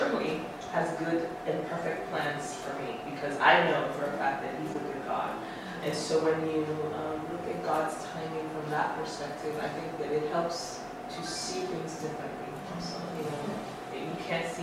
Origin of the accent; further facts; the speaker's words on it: United States; now in Rome, Italy; I'm from the U.S.